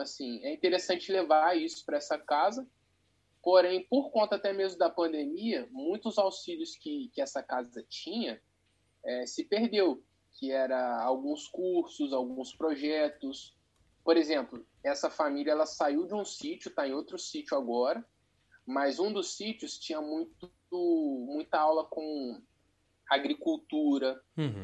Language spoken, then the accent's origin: Portuguese; Volta Redonda, Rio de Janeiro, Brazil; Eu sou de Volta Redonda, Rio de Janeiro